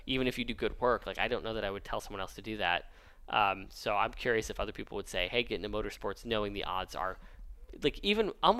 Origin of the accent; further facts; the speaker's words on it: Houston, Texas, United States; I'm from Texas, and I'm from Houston